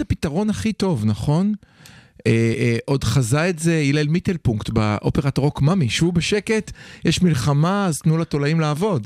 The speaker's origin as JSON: {"language": "Hebrew", "country": "Israel"}